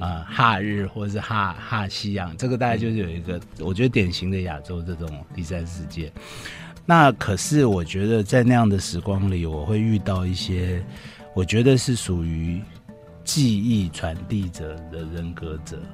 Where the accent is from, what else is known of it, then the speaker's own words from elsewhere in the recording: Yonghe, New Taipei, Taiwan; 我是在永和长大